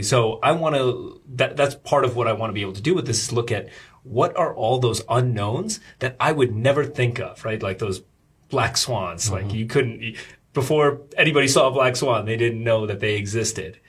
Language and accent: English; Rockland County, New York, United States; moved away as an adult; now in Shanghai, China; I grew up in uh, uh, Rockland County. It's like suburbs of New York.